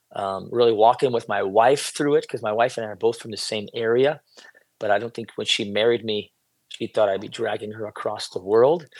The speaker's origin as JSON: {"language": "English", "country": "United States", "tie": "born or raised there", "moved": "as an adult", "lives_now": "Israel", "said": "I was born and raised where I'm sitting right now."}